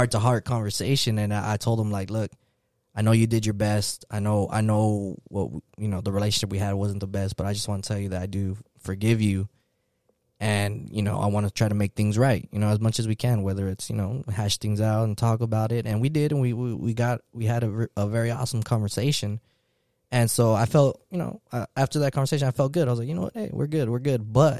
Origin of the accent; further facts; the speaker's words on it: California, United States; moved away as an adult; now in Virginia, United States; I'm from California originally and then got stationed in Virginia